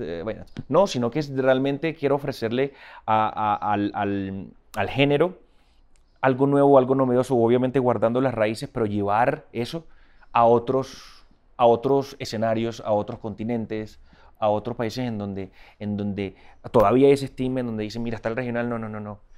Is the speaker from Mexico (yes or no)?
no; Barranquilla, Atlántico, Colombia; moved away as an adult; now in Miami, United States; Soy de la costa caribe colombiana, de la ciudad de Barranquilla